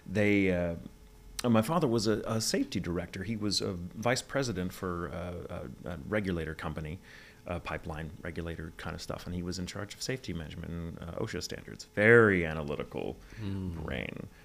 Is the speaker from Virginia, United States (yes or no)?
yes; Virginia, United States; born there; accent: Southern; I was born in {S255} Virginia.